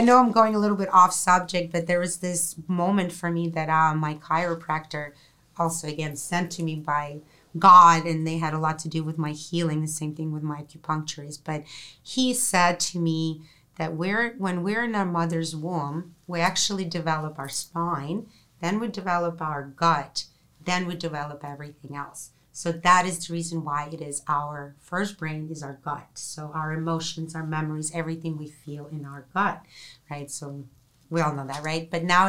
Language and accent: English; Russia; I'm from Russia. There's, you know, communist country.